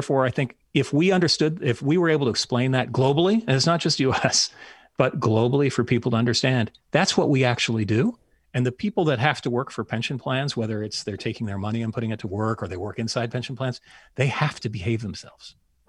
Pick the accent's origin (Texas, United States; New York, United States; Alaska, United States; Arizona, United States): Alaska, United States; Anchorage; moved away; So yes, I did grow up in Alaska. Actually, I'm the same age as former vice presidential candidate that had a very Alaskan dialect.